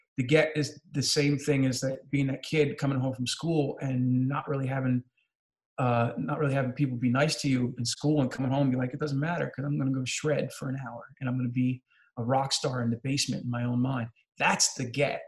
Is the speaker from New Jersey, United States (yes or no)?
yes; New Jersey, United States; I'm from New Jersey